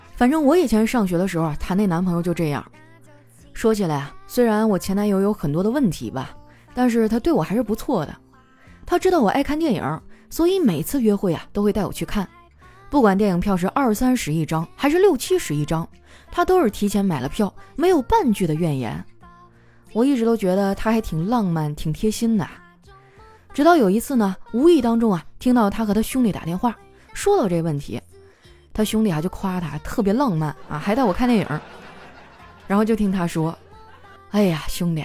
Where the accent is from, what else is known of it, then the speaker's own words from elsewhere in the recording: Northeast China, China; 我们东北人哈，最爱干的事儿就是洗澡